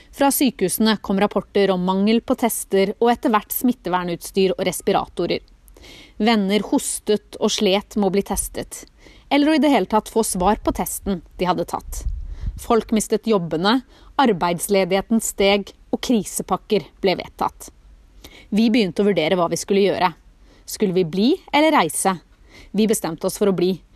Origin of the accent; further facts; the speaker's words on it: Norway; moved away as an adult; Nå sitter vi plutselig hjemme i Norge